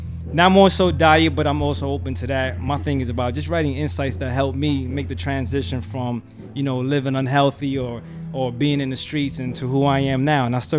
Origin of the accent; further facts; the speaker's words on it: Paterson, New Jersey, United States; moved away as an adult; now in Essex County, New Jersey, United States; I'm from Patterson.